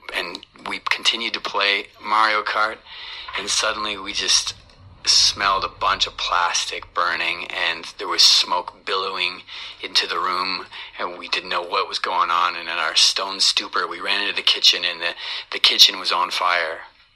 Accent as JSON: {"language": "English", "country": "Canada", "said": "I'm from Canada"}